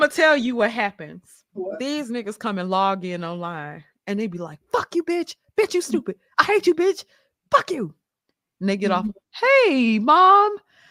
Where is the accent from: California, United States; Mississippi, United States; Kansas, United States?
Mississippi, United States; My black ass is, y'all, I've been saying I need glasses for months and I'm from Mississippi. You know, I got a Mississippi public school education.